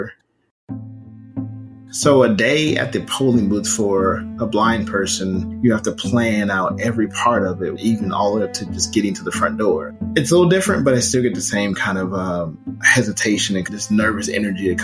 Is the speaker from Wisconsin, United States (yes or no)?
no; St. Louis, Missouri, United States; Growing up in St. Louis, I was a part of the DSEC program